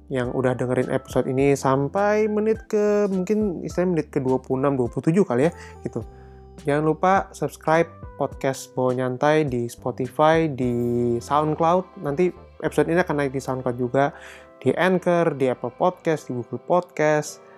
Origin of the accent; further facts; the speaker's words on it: Indonesia; Nah, kan gue sebagai orang Indo juga nggak pengen dong ketinggalan film-film Indo yang bagus gitu.